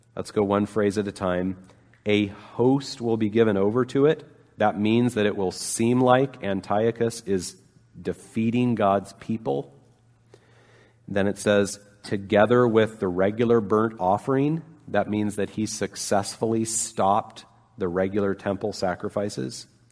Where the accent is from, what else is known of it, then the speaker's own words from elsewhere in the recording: Intermountain West, United States; growing up in the Intermountain West